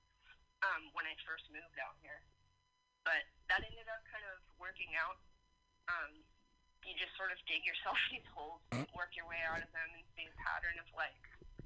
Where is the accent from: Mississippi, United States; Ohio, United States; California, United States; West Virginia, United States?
California, United States; moved away as an adult; also born or lived in Dallas; I grew up mainly in California